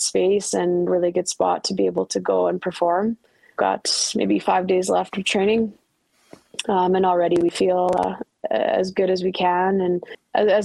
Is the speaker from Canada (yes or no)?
yes; Ottawa, Ontario, Canada; Ottawa's my hometown.